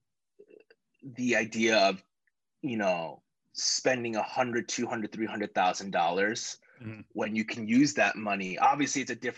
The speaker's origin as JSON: {"language": "English", "town": "Chicago", "region": "Illinois", "country": "United States", "tie": "born or raised there", "moved": "yes", "said": "I'm just some guy from Chicago"}